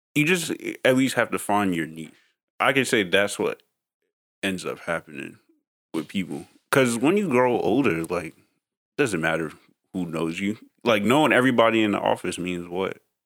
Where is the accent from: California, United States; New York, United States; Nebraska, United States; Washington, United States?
New York, United States; growing up in New York